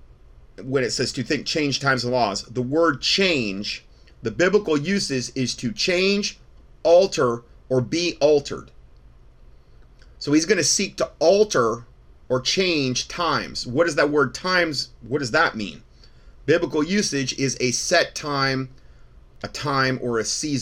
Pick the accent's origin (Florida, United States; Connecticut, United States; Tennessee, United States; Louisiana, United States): Florida, United States; Fort Myers; moved away; I grew up in Florida, essentially, from the age of 4. I lived in Southwest Florida, Fort Myers area